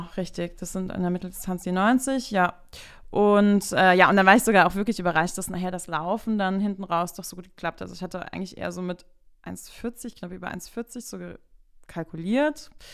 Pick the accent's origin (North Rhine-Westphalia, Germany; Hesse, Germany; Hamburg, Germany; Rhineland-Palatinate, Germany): Rhineland-Palatinate, Germany; Bad Kreuznach; ich komme auch gebürtig aus Bad Kreuznach